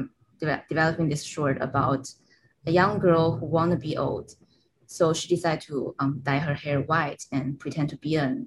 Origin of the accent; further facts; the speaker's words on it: Shenzhen, Guangdong, China; moved away as an adult; now in New York, United States; my hometown, Shenzhen